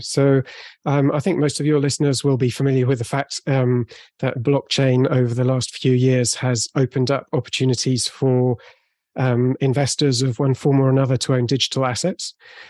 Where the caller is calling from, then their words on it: Bordeaux, Nouvelle-Aquitaine, France; I'm calling in from Bordeaux, so southwest of France.